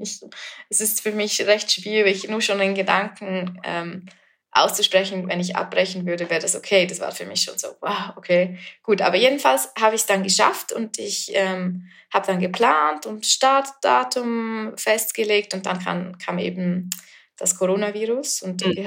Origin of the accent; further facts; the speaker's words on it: Flims, Graubünden, Switzerland; Ich bin ähm, aus der Schweiz und in den Bergen aufgewachsen